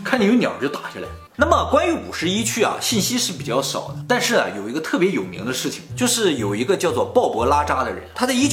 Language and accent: Chinese; Dalian, Liaoning, China; 同样是理工啊，人家是麻省的，我是辽宁省的，我是大连的，差距还是很大的